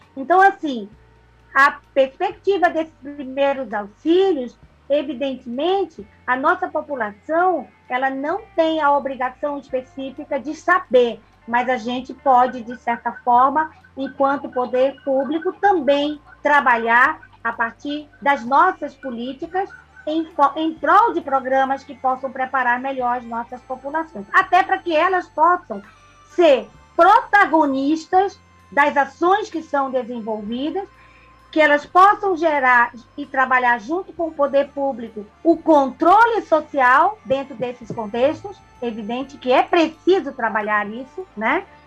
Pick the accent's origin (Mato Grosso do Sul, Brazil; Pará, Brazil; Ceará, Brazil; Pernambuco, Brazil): Pernambuco, Brazil; Eu sou uma pernambucana muito que sou muito, amo muito a minha terra